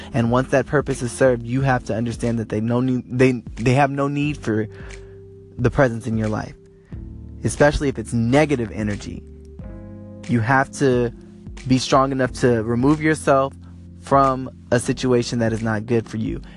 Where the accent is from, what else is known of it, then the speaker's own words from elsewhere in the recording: Los Angeles, California, United States; I am from Los Angeles, California.